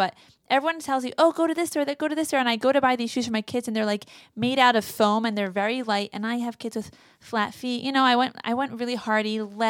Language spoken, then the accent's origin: English; Russia; I'm from Russia.